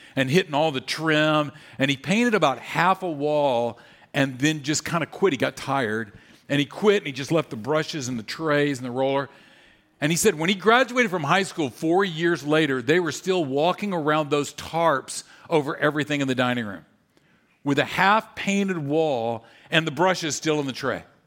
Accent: Louisiana, United States; I grew up in Louisiana

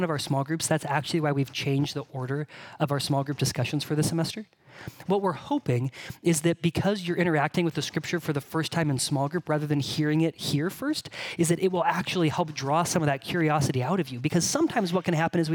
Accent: Bakersfield, California, United States; moved away; what I tell people when they ask where I'm from is I'm from California

